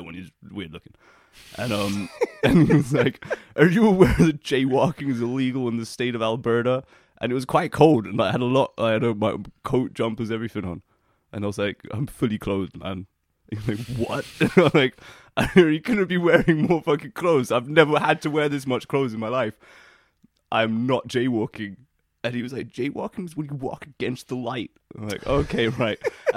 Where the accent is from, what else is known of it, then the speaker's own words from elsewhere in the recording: London, United Kingdom; also born or lived in Toronto; I am a proper Londoner. I wasn't actually even born here, but I'm one of you.